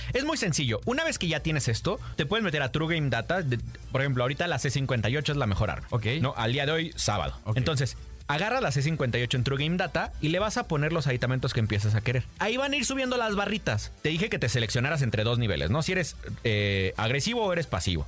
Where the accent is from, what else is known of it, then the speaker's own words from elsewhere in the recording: Mexico; Hoy somos los mexicanos los que estamos viendo y somos esta primera generación de creadores de contenido